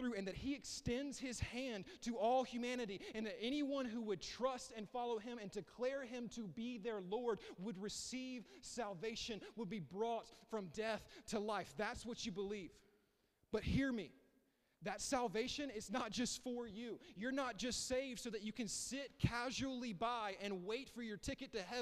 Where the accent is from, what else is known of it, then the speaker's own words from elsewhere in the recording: the South, United States; I grew up here. I grew up in the South